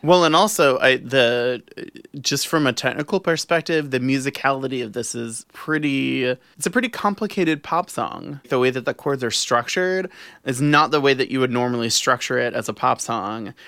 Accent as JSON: {"language": "English", "town": "New Orleans", "region": "Louisiana", "country": "United States", "tie": "born or raised there", "said": "growing up in New Orleans"}